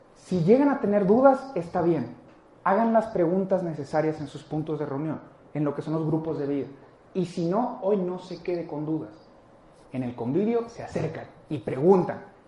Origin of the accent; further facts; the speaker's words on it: Mexico; nosotros lo tenemos más como mexicanos